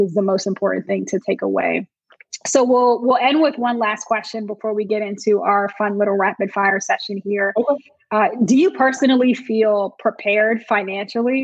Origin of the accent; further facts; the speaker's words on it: Montclair, New Jersey, United States; I grew up in Montclair, New Jersey, upper mm-hmm. northern New Jersey, and kind of that tri-state area